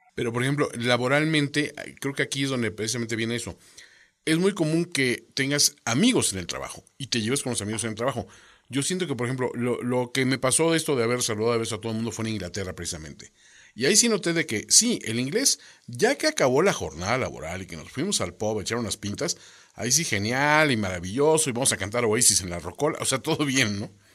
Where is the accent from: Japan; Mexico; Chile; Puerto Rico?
Mexico; como mexicanos